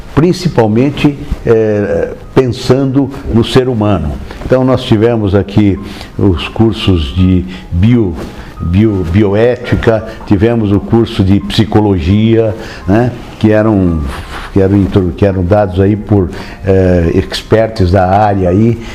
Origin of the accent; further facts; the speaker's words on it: Marília, São Paulo, Brazil; sou de Marília, né, no interior de São Paulo, né, nascido em Marília